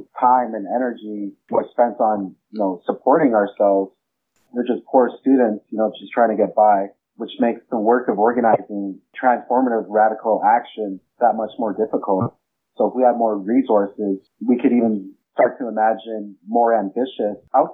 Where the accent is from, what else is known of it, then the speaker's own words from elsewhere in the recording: Sagamok, Ontario, Canada; I'm from Sagamok, Anishinaabe